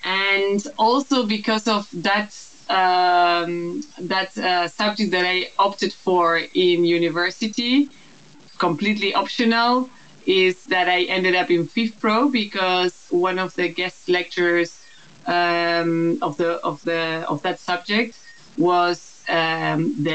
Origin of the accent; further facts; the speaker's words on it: Uruguay; moved away as an adult; now in Netherlands; I am Uruguayan. I'm also half Dutch. And that's part of the reason why I now live in the Netherlands.